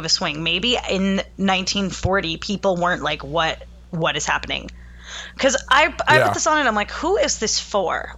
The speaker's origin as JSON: {"language": "English", "region": "East Coast", "country": "United States", "tie": "born or raised there", "said": "I grew up on the East Coast"}